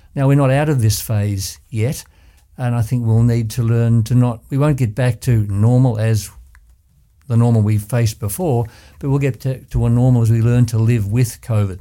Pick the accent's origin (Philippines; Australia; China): Australia; Ballarat, Victoria; I was born and bred in Ballarat